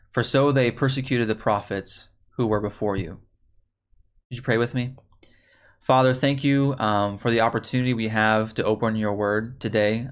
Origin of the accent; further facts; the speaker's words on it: Chicago, Illinois, United States; now in Texas, United States; I grew up in the Chicago area.